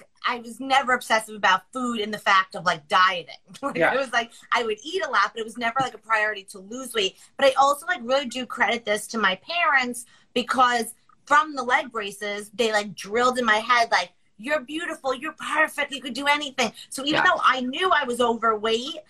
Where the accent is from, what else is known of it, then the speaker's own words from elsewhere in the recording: Long Island, New York, United States; I'm from Long Island